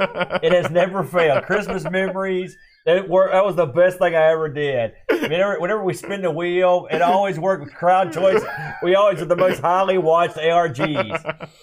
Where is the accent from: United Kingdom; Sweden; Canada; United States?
United States; West Virginia; I mean, I've never been this far in the middle of nowhere, and I'm from West Virginia.